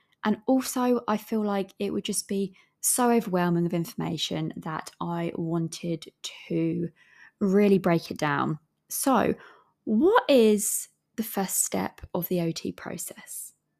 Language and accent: English; England, United Kingdom; accent: English, with an Australian twang; I'm aware that my accent is from England, as well as I do have a bit of an Aussie twang with the different words that I say.